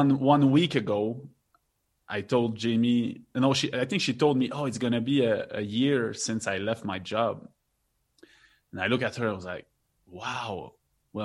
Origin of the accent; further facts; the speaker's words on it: Quebec, Canada; now in Mexico; I'm from Quebec